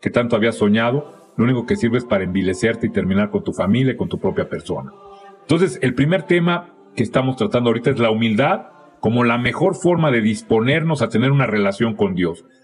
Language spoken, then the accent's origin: Spanish; Mexico; Y entonces hemos aprendido como mexicanos a ser tapaderas de nuestros errores.